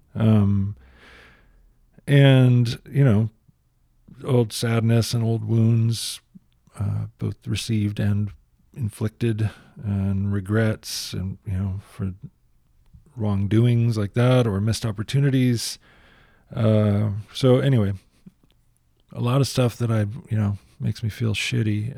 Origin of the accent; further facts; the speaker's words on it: United States; I'm an American